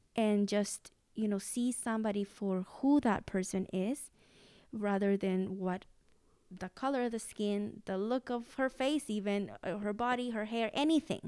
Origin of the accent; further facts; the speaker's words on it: Mexico; English is a second language; moved away; I was seven years old, and this was in Mexico